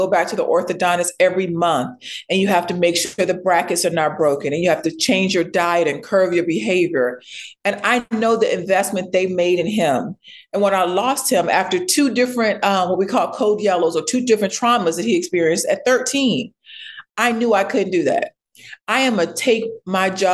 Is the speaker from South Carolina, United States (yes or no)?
yes; Ladson, South Carolina, United States; I was born in Ladson, South Carolina. It is a very, very rural place, like farmland